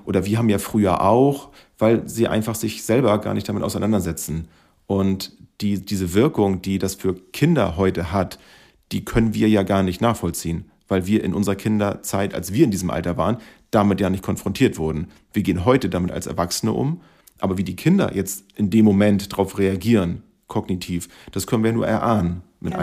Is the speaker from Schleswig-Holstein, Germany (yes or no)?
yes; Schleswig-Holstein, Germany; Wir kommen aus Schleswig-Holstein